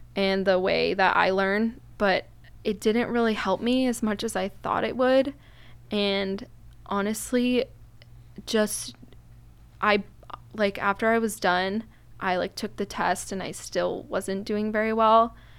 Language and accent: English; Newport Beach, California, United States; I am from Newport